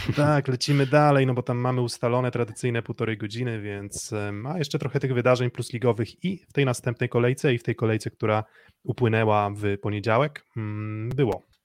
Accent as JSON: {"language": "Polish", "town": "Olsztyn", "region": "Warmian-Masurian Voivodeship", "country": "Poland", "said": "ja jestem z Olsztyna"}